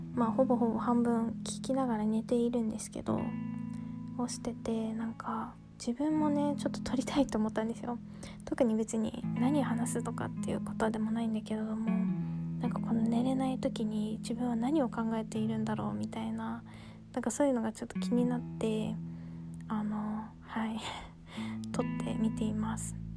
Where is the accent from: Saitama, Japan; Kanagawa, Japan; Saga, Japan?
Kanagawa, Japan; now in Gunma, Japan; 私はですね、神奈川県に生まれて、今は群馬県に住んでいる